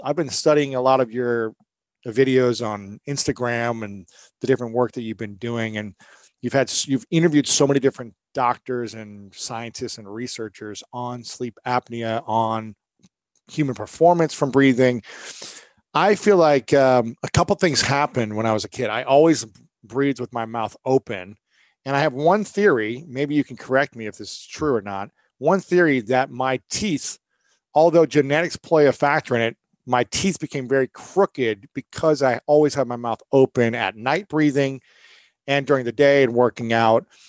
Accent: Ohio, United States; I'm from Ohio

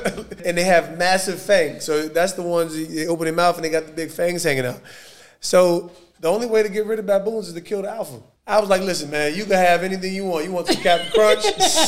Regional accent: New Jersey, United States; See, I'm just the gritty kid from the Garden State, man.

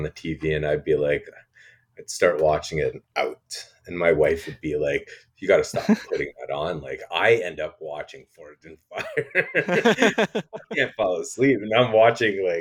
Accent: Canada; as a Canadian

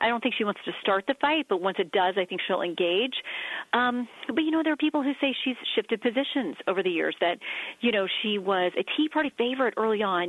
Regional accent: Tallahassee, Florida, United States; moved away; I'm some kid from Tallahassee who wore hand-me-downs.

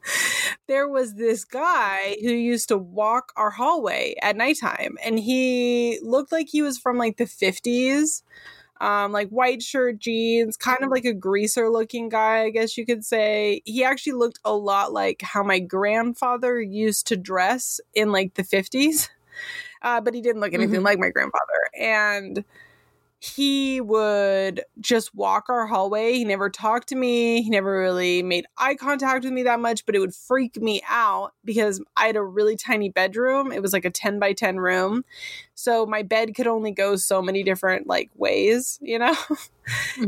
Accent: Sonoma County, California, United States; I grew up in Sonoma County in California.

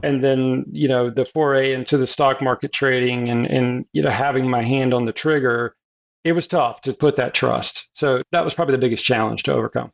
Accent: South Carolina, United States; I'm a Southern boy. I was born in the South, South Carolina, currently live in Hilton Head Island, South Carolina.

